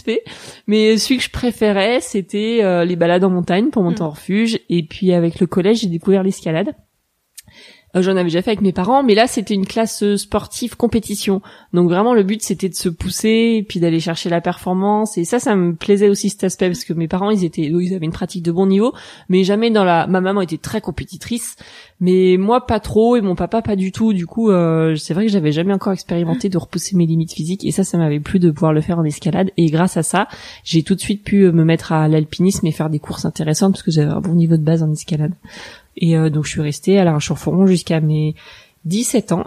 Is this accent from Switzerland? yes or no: no; La Roche-sur-Foron, Auvergne-Rhône-Alpes, France; also born or lived in Nancy / Grenoble; Je suis née à Nancy, mais j'ai grandi en Haute-Savoie à La Roche-sur-Foron, à côté de Bonneville